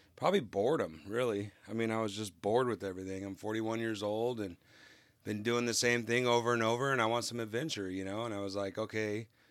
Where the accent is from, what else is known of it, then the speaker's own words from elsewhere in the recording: California, United States; moved away; I'm originally from California